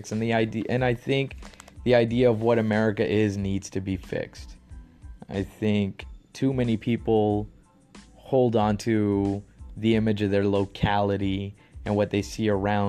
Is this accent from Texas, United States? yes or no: yes; Texas, United States; now in California, United States; I'm from Texas. I live in California, and I am proud to be a Texan. I'm proud that I grew up in Texas